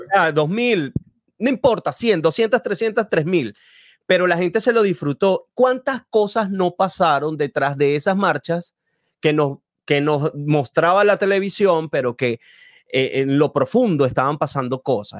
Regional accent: Venezuela; yo no soy de Caracas, yo no viví esas, esas, esas tardes de marchas así, sí lo viví de, a poquito en mi ciudad

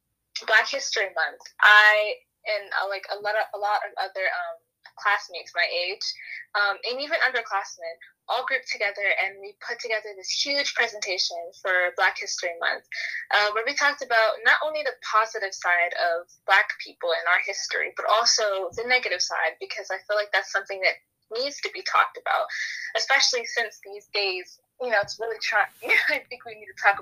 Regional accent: United States; also born or lived in Baltimore, Maryland; I am American

